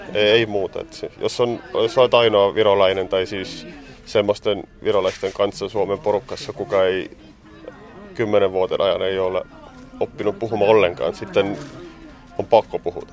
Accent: Estonia; Finnish is a second language; moved away as an adult; now in Tampere, Finland; mä oon virolainen

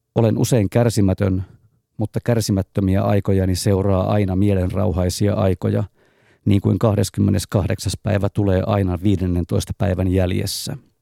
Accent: Raahe, North Ostrobothnia, Finland; moved away as an adult; also born or lived in Turku; now in Helsinki, Finland; Synnyin Helsingissä, tulin täysi-ikäiseksi Raahessa, asuin neljä vuotta Turussa ja sitä lähtien Helsingissä.

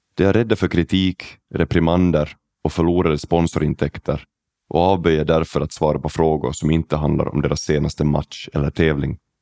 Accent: Oravais, Ostrobothnia, Finland; now in Silkeborg, Denmark; Jag växte upp i Oravais

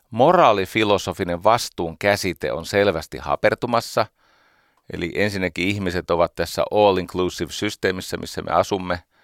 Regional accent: Iivisniemi, Uusimaa, Finland; Nuoruuteni Iivisniemessä

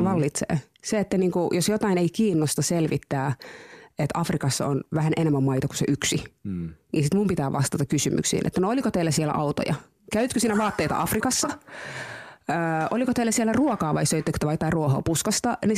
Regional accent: Tampere, Pirkanmaa, Finland; Monien vaiheiden kautta. Se on vähän pidempi tarina, mutta siis olen asunut Tampereella lapsuuteni

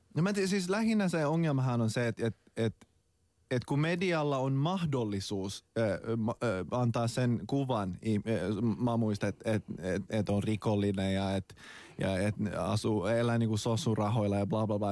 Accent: Finland; me suomenruotsalaiset

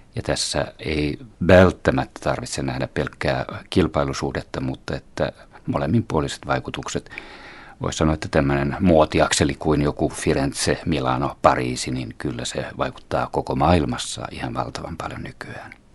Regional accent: Finland; also born or lived in France / Italy / Belgium; meillä Pohjoismaissa ja Suomessa

